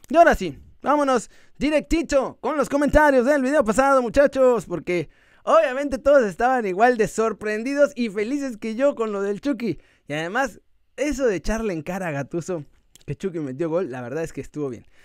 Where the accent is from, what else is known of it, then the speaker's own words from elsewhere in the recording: Mexico; porque así somos los mexicanos y hay que dar ese er, esfuerzo, extra.